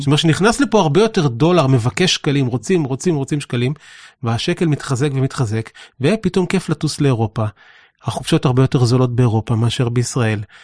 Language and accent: Hebrew; Israel; החוויה המרכזית שלנו כישראלים היא שאנחנו חיים פה ומתפרנסים פה והכל פה